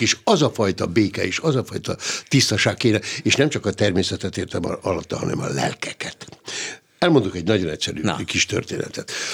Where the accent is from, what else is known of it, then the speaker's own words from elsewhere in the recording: Hungary; itt nálunk Magyarországon, hogy mi, mi hogy is élünk